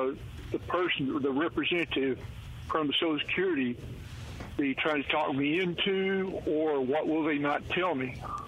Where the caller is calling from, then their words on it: Louisiana, United States; I'm a subscriber from Louisiana, and I will be retiring probably about September